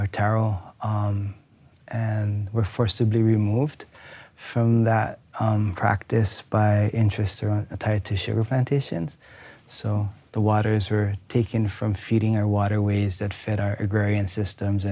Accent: Waianae, Hawaii, United States; from Waianae

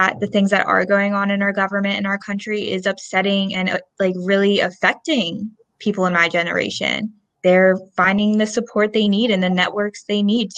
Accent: Lansdale, Pennsylvania, United States; moved away as an adult; now in Salisbury, United States; I am originally from Lansdale, Pennsylvania

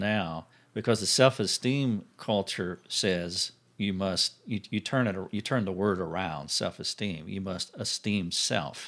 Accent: United States; I'm an American

